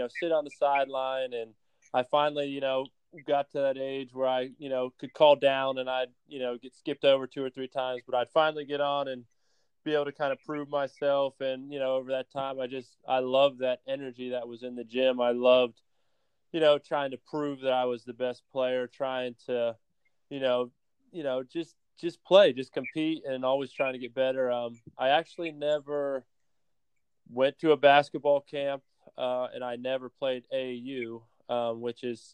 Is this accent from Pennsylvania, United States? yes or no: yes; Pennsylvania, United States; now in Tampa, United States; I grew up in Pennsylvania about 45 minutes from the Maryland border